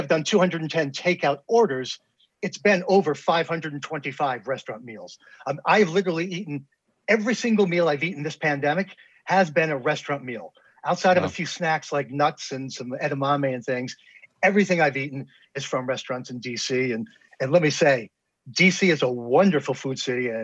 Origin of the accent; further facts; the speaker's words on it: New York City suburbs, United States; moved away as an adult; now in Washington, D.C., United States; I grew up in New York State. I'm in Washington, D.C. here, our nation's bullseye. I've been here for about almost 19 years now, but I grew up in New York City suburbs.